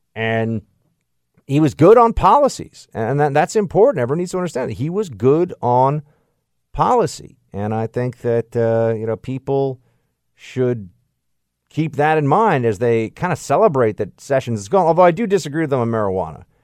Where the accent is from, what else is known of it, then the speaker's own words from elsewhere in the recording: New York City, New York, United States; I grew up in New York City